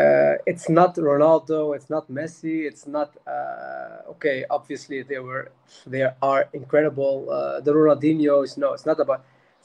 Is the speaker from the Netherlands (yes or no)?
yes; Roosendaal, North Brabant, Netherlands; English is a second language; I born in the Netherlands, in Roosendaal. Maybe you don't know this place, but anyway, I born there. Born and raised in Holland. My academy, my school, everything. My parents are from Morocco.